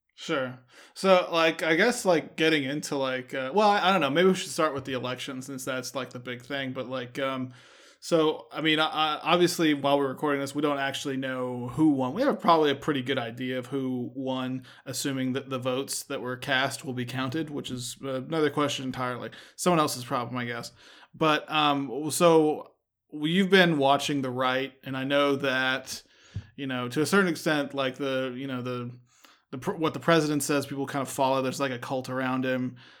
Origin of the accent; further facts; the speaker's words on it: Texas, United States; we're from Texas